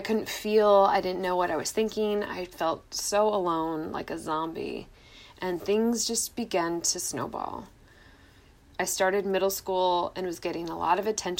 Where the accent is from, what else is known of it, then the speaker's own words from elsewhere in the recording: Washington, United States; I'm from Washington State and Norway